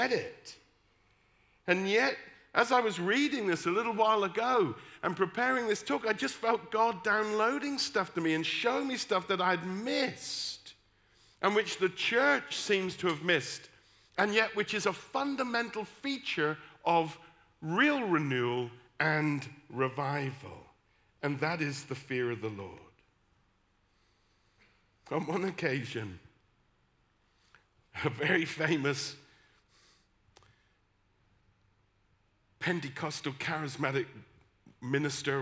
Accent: West Country, South West England, United Kingdom; accent: West Country; Instead of putting on my West Country accent where I'm from, I put on my best Oxford accent.

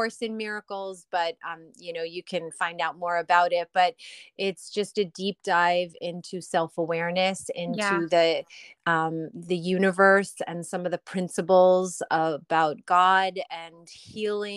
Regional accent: Long Island, New York, United States; I grew up on Long Island

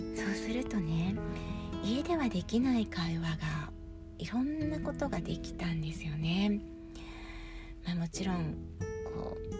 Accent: Honshu, Japan; moved away as an adult; now in Sapporo, Japan; 私はやっぱり本州で生まれ育って

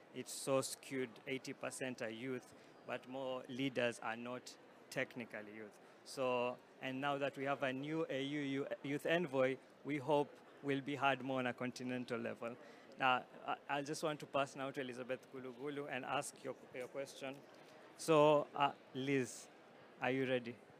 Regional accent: Kenya; I work for the UN Climate Champions, and I'm from Kenya

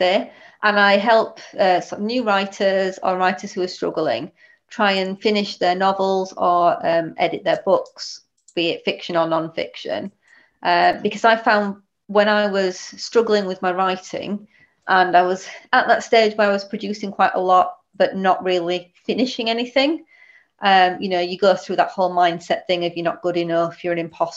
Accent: Huddersfield, Yorkshire and the Humber, United Kingdom; now in Stalybridge, United Kingdom; I'm originally from Huddersfield, so officially the wrong side of the hill, but currently live in Stalybridge

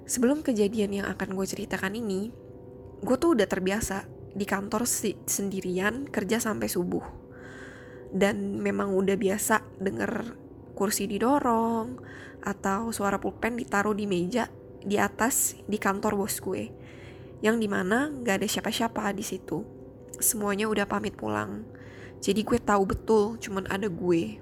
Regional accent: Jakarta, Indonesia; now in Singapore; Gue asli orang Jakarta, tapi sekarang gue udah tinggal di Singapura.

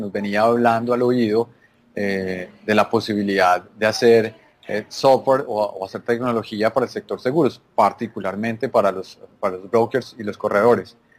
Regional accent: Antioquia, Colombia; accent: paisa; moved away as an adult; now in Esmeraldas, Ecuador; yo soy colombiano, como lo pueden notar en, mi acento un poquito paisa

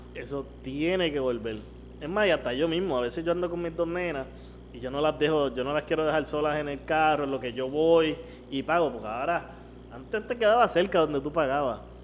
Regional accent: Carolina, Puerto Rico; yo soy un tipo que me crié en Carolina, cabrón. Yo he vivido toda mi vida en Carolina

